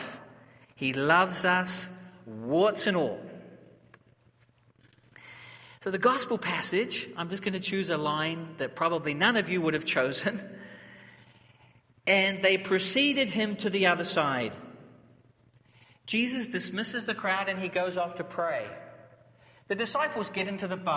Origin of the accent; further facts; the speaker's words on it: New Zealand; I'm from New Zealand, I'm not from Australia